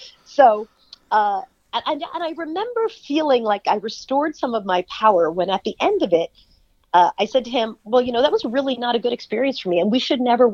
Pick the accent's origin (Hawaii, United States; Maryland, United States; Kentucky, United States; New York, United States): New York, United States; Long Island; I grew up in Long Island